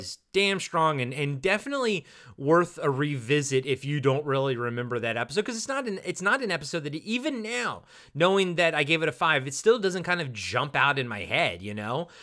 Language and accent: English; Maryland, United States; I'm from Maryland